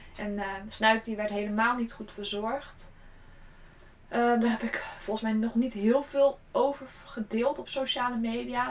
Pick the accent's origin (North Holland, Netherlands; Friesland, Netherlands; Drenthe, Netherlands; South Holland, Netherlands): South Holland, Netherlands; Gorinchem; also born or lived in Utrecht; ik kom oorspronkelijk uit Gorkum